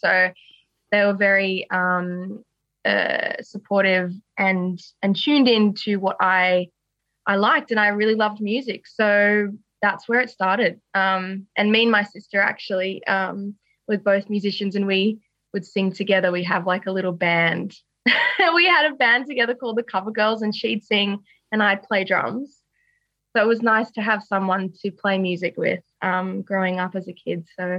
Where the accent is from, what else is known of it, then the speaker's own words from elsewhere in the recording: Sydney, New South Wales, Australia; So I'm very much a nature girl. And, grew up in Sydney and I've stayed in Wesley my whole life.